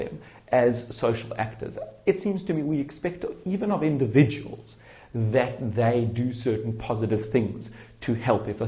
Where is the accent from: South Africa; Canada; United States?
South Africa; I grew up in South Africa during the apartheid system